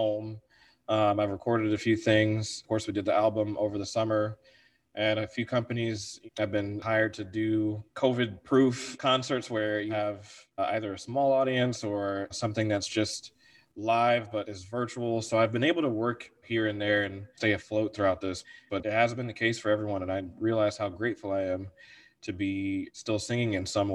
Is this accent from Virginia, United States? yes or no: yes; Virginia Beach, Virginia, United States; moved away as an adult; also born or lived in Wheaton, Illinois; now in Chicago, United States; I'm from Virginia. I call Virginia the place where I grew up